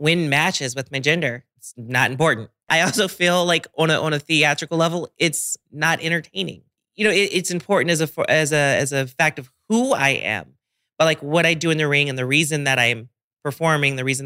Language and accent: English; Washington, District of Columbia, United States; I love my hometown to death